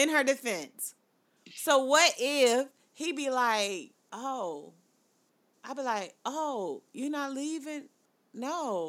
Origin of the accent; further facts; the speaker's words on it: the South, United States; But I was cooking like I'm from the South.